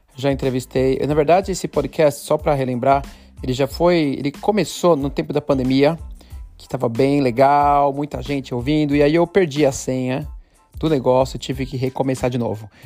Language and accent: Portuguese; São Paulo, Brazil; moved away; eu sou de Piranga